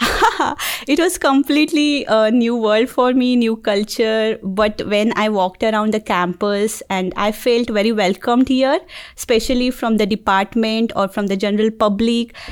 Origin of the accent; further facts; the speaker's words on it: Mumbai, Maharashtra, India; moved away as an adult; now in Auburn, United States; I'm from Mumbai, India